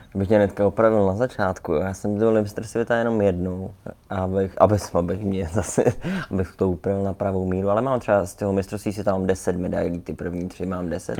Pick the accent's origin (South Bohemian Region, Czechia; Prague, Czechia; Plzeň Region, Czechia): Prague, Czechia; also born or lived in Ostrava; my jsme bydleli tady v Praze ve Vršovicích